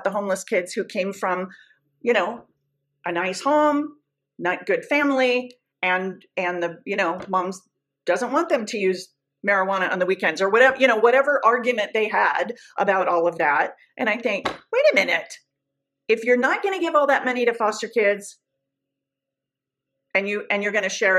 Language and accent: English; Southern California, United States; also born or lived in Orange County, California; I'm from Southern California